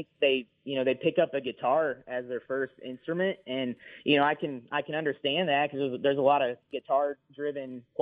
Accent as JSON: {"language": "English", "town": "Latham", "region": "Illinois", "country": "United States", "tie": "born or raised there", "said": "my hometown, where I grew up on a little farm in a little town called Latham"}